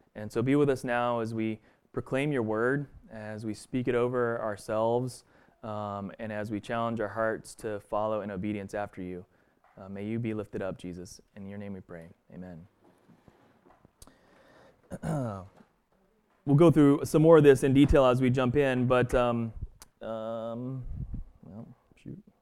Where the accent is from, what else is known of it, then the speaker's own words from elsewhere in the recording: Stillwater, Oklahoma, United States; moved away; also born or lived in Boston; growing up in Stillwater, Oklahoma